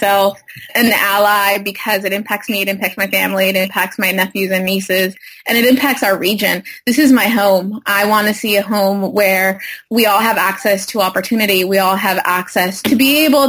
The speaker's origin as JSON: {"language": "English", "town": "Parlier", "region": "California", "country": "United States", "tie": "born or raised there", "said": "I grew up in a small city, Parlier, in the county of Fresno, primarily Latino community, farm worker community"}